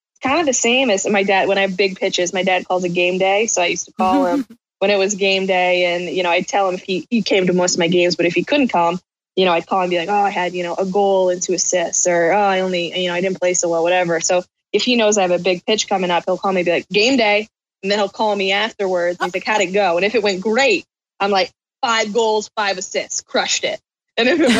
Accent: Southeastern Connecticut, United States; I'm from Southeastern Connecticut

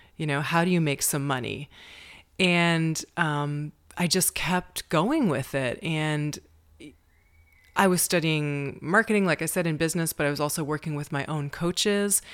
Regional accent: Amherstburg, Ontario, Canada; moved away as an adult; now in Prague, Czech Republic; I'm from Amherstburg, Ontario, which is in southwestern Ontario, Canada. The nearest big city is Detroit, Michigan. and I grew up on a small farm in Canada, about thirty minutes from Detroit

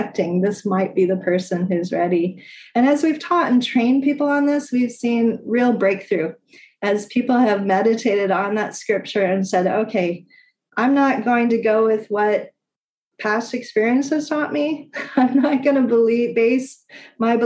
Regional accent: United States; moved away

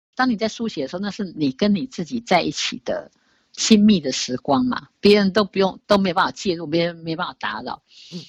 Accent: Taiwan; 我们台湾 人，东方人

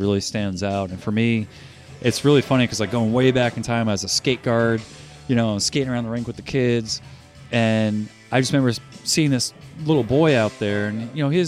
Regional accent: New Jersey, United States; moved away; I grew up in New Jersey

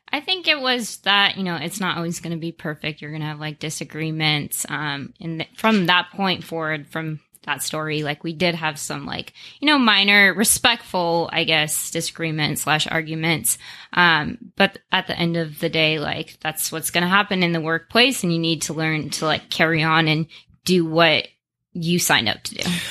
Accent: Las Vegas, Nevada, United States; moved away as an adult; now in Phoenix, United States; born and raised in Las Vegas, been out in Phoenix for two years now

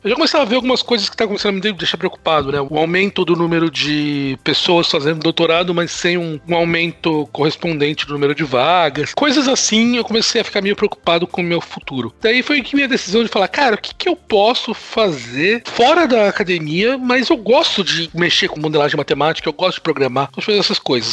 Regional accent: São Paulo, Brazil; accent: São Paulo (Mooca); moved away as an adult; also born or lived in Netherlands / France; now in Boston, United States; Então, sou de São Paulo, nascido, crescido

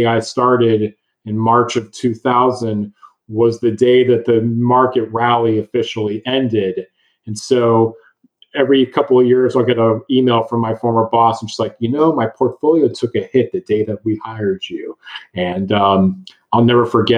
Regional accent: Dallas, Texas, United States; also born or lived in Austin, Texas; I'm born and raised in Dallas, Texas

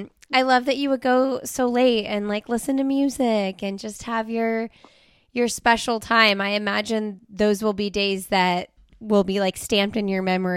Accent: Indiana, United States; now in North Carolina, United States; I'm from Indiana.

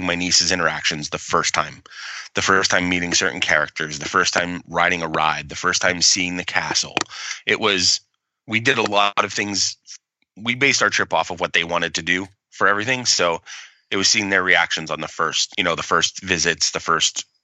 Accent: Coaldale, Pennsylvania, United States; We're from Coaldale.

